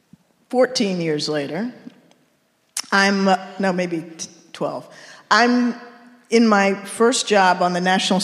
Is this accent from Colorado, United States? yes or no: no; Washington, District of Columbia, United States; moved away as an adult; I'm from Washington, D.C., East Coast, never lived outside of the East Coast.